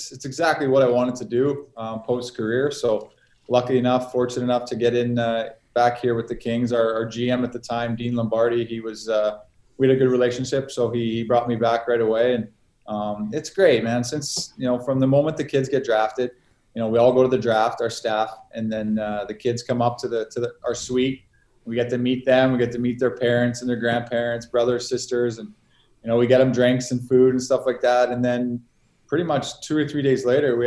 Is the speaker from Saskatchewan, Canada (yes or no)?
yes; Yorkton, Saskatchewan, Canada; also born or lived in Melville, Saskatchewan; We moved to Yorkton, so I grew up and pretty much call my hometown Yorkton.